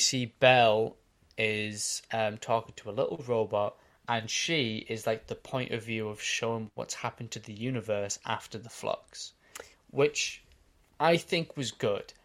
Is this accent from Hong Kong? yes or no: no; Australia; I'm Australian